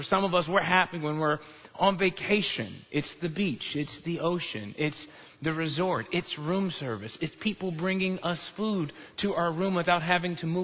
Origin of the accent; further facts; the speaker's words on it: Chicago, Illinois, United States; now in Texas, United States; I grew up in Chicago